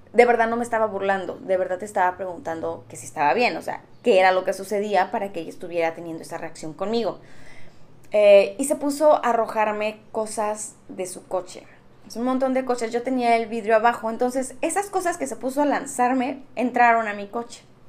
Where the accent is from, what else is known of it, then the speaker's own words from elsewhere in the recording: Mexico; siendo mexicanos